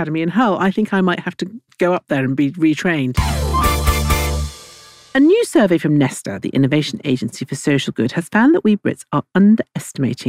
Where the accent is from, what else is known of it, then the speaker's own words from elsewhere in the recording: Italy; now in England; I grew up in Italy